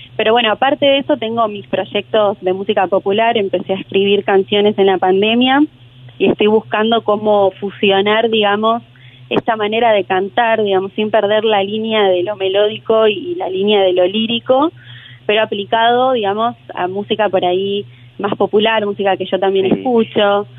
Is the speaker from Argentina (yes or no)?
yes; Junín, Buenos Aires Province, Argentina; yo soy de Junín y ella es de Junín también, eh, Junín Buenos Aires, y ahí la escuché cuando era chica